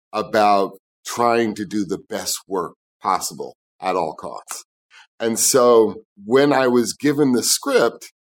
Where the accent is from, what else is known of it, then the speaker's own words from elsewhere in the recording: New York City, New York, United States; I grew up in New York City